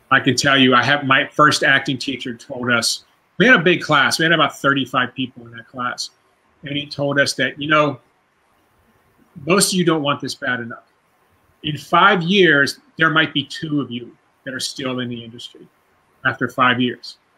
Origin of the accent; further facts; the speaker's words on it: Pittsburgh, Pennsylvania, United States; now in California, United States; opening up a martial arts school in my hometown of Pittsburgh